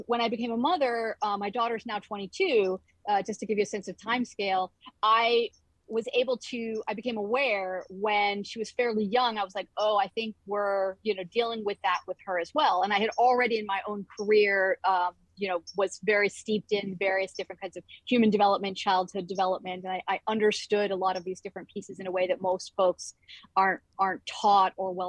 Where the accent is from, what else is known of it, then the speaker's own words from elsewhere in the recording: Northeast of the U.S., United States; also born or lived in Northwest of the U.S.; now in Northwest US, United States; I grew up in the Northeast of the U.S. and currently live in the Northwest of the U.S.